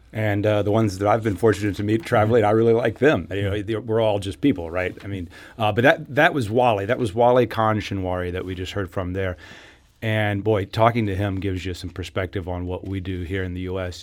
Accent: United States; The United States

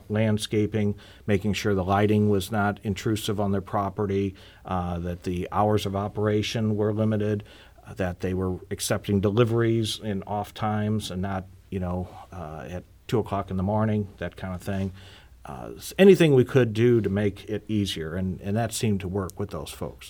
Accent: Normandy, Missouri, United States; I was born and raised in Normandy. Missouri

